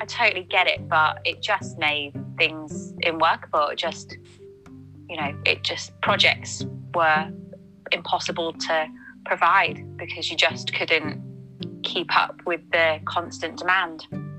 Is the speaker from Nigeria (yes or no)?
no; Ireland; I know, but we're Irish, so, you know, we breed that way.